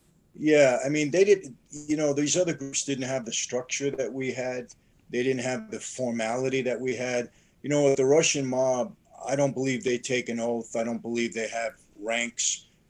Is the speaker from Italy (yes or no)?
yes; Naples, Campania, Italy; now in United States; one of the mafia families in Naples, which is my hometown, my parents' hometown.